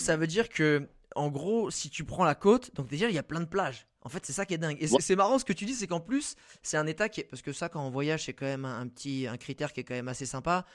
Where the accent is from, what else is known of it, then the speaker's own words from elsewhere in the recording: France; nous, en tant que Français